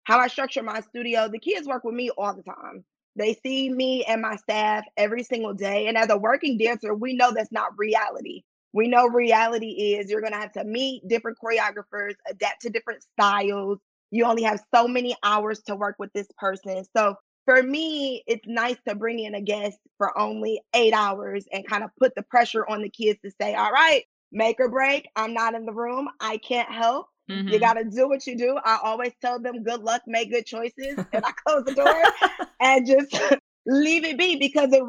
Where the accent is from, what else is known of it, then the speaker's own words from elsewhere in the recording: Detroit, Michigan, United States; I'm from Detroit, Michigan